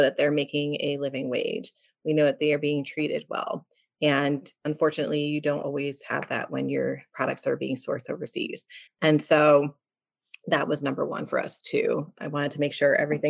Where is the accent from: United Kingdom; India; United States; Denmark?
United States; New Jersey; I come from Jersey